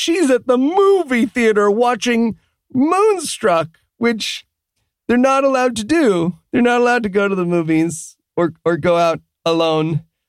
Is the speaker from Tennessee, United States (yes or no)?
no; Massachusetts, United States; I'm from Massachusetts, so we also need to not declare dibs on our brother's sloppy seconds.